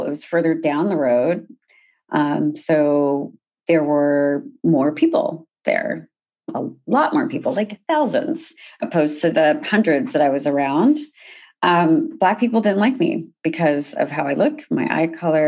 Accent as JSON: {"language": "English", "town": "Sacramento", "region": "California", "country": "United States", "tie": "born or raised there", "also_born_or_lived": "Haiti", "said": "I'm from Sacramento, California"}